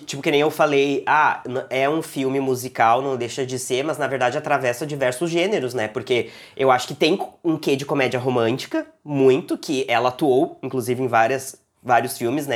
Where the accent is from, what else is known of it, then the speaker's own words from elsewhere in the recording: Porto Alegre, Rio Grande do Sul, Brazil; eu sou de um, de um, da Zona Leste aqui de Porto Alegre, que é uma região periférica, uma, afastada do centro e tal. Eu morei lá